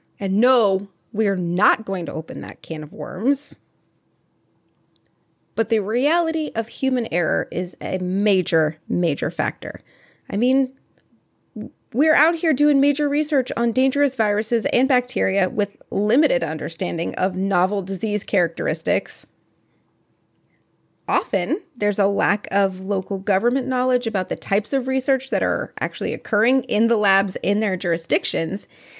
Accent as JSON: {"language": "English", "country": "Canada", "tie": "born or raised there", "said": "So growing up in the Great White North, so apparently I was scared of Ebola."}